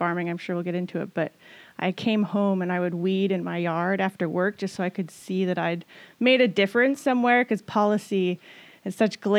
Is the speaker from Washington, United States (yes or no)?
yes; Washington, United States; also born or lived in Boston; my great grandparents are from here, and probably beyond that, I'm like from Washington.